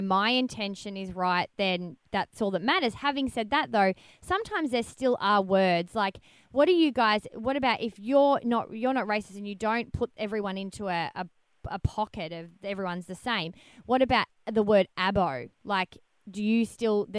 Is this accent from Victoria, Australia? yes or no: yes; Melbourne, Victoria, Australia; I'm from Melbourne